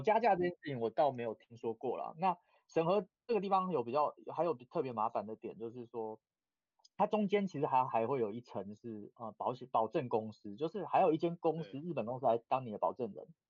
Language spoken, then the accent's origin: Chinese; Taiwan; now in Japan; 我们是台湾人